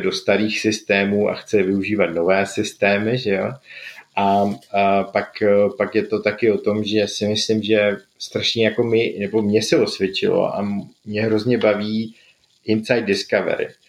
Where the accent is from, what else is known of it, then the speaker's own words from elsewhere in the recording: Jeseník area, Olomouc Region, Czechia; moved away; já jsem původem z Jesenicka